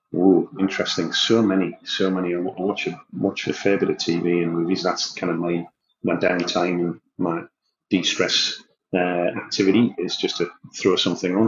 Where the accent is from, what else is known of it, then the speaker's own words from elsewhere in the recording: Newcastle upon Tyne, North East England, United Kingdom; moved away as an adult; now in Australia; I'm a lad from Newcastle in the northeast of England. I haven't lived there for over 20 years, and now I'm living on the other side of the world, and I'm a very proud Geordie